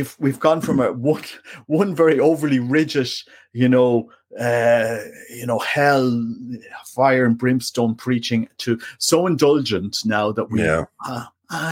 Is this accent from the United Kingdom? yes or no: no; Canada; also born or lived in Ireland; I'm Canadian. And Irish.